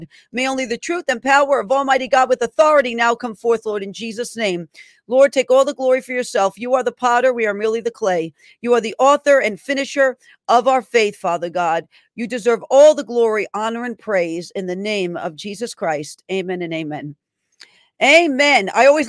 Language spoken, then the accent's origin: English; New York, United States; my home state in New York.